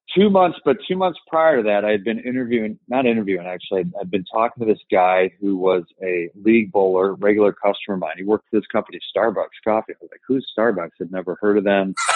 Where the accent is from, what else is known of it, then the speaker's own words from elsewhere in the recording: Evanston, Illinois, United States; I grew up in the city of Evanston, Illinois, which is more or less Chicago.